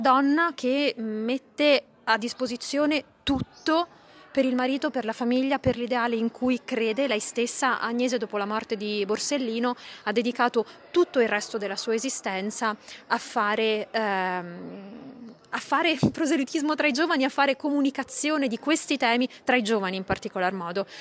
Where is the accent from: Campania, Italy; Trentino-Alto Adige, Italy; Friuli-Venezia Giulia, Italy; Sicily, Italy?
Sicily, Italy; io sono siciliana, quindi c'è una vicinanza eh, di cuore, di terra